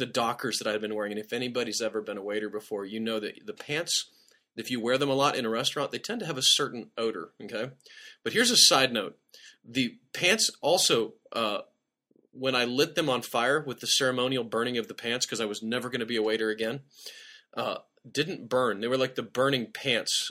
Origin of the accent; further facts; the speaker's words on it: Nebraska, United States; I grew up in Nebraska